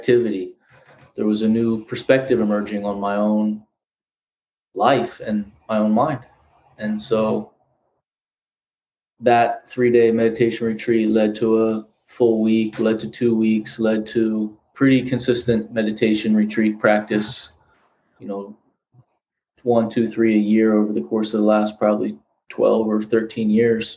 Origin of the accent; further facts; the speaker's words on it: Philadelphia, Pennsylvania, United States; now in Los Angeles, United States; I'm from Philly